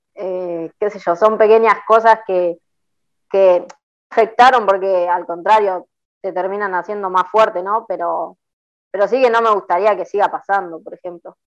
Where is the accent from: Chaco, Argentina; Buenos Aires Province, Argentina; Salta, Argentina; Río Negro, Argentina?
Buenos Aires Province, Argentina; La Plata; nací en La Plata